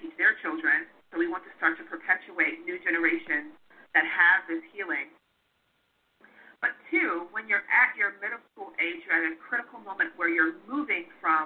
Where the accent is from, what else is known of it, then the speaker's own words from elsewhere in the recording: Los Angeles, California, United States; moved away as an adult; also born or lived in New York; now in New Jersey, United States; I'm originally from California